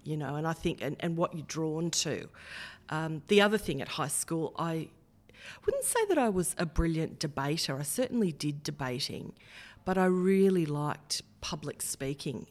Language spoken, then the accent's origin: English; Heddon Greta, New South Wales, Australia; also born or lived in Kurri Kurri; Grew up in Head and Greeter.